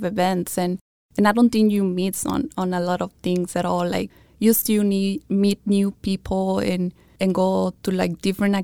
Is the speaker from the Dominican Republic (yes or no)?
no; Mexico; English is a second language; moved away as an adult; also born or lived in Yuma County, Arizona; now in Yuma, United States; I graduated high school in Mexico, and then I came over here